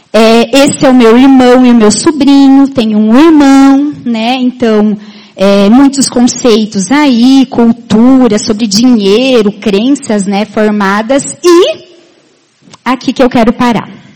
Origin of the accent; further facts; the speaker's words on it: Itá, Santa Catarina, Brazil; moved away as an adult; also born or lived in Maringá; now in Chapecó, Brazil; eu sou da terra de um diamante. Isso, eu sou de Itá.